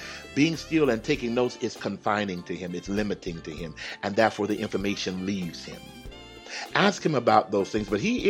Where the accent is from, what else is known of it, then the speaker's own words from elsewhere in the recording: Houston, Texas, United States; I enjoy the cold because I'm from Texas. I'm from Houston. We didn't even have no snow.